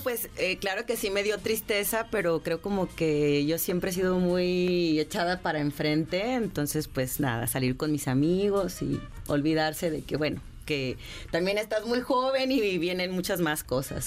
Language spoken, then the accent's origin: Spanish; León, Guanajuato, Mexico; yo soy de León, Guanajuato